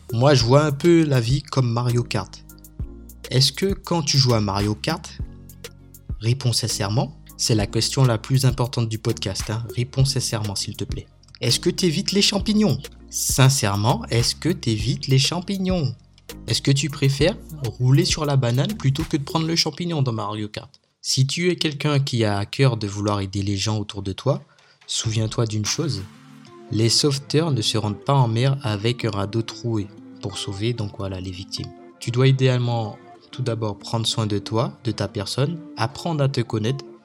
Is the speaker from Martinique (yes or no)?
yes; Martinique; now in Réunion; je suis originaire de la Martinique